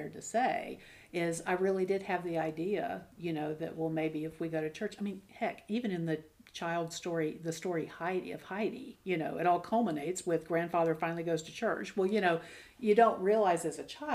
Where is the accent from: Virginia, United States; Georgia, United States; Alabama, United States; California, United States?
Alabama, United States; I grew up in Alabama